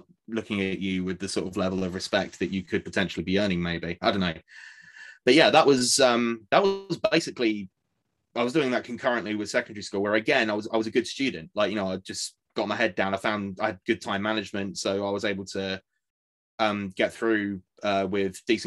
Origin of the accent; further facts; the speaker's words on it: Essex, East of England, United Kingdom; I grew up in Essex